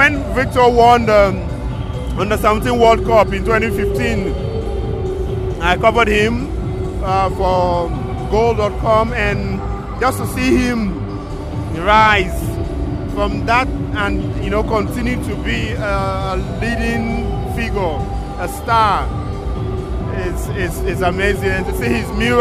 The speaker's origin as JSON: {"language": "English", "country": "Nigeria", "moved": "yes", "lives_now": "Germany", "said": "as a Nigerian journalist"}